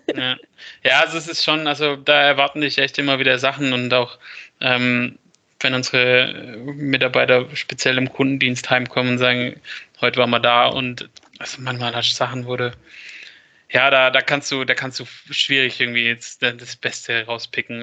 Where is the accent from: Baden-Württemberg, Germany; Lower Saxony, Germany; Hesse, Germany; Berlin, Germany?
Baden-Württemberg, Germany; Stuttgart; bei uns in Stuttgart